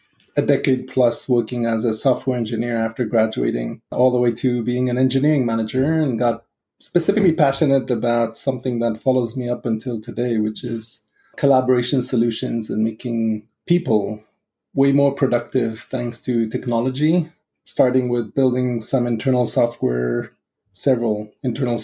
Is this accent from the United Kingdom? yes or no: no; Israel; moved away; just coming from growing up in Israel